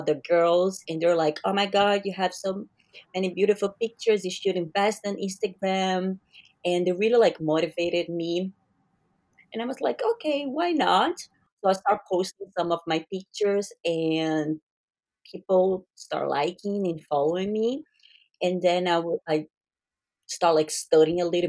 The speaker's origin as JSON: {"language": "English", "country": "Brazil", "said": "I'm Brazilian. So I'm from Brazil"}